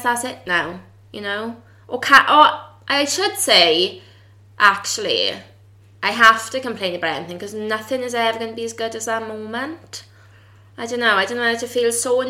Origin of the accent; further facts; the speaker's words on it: the Valleys, South Wales, United Kingdom; South Wales and they're on the valleys